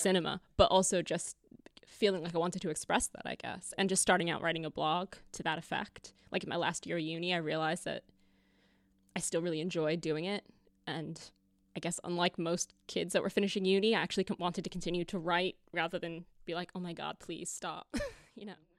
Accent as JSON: {"language": "English", "country": "United States", "moved": "as an adult", "lives_now": "United Kingdom", "said": "I'm American"}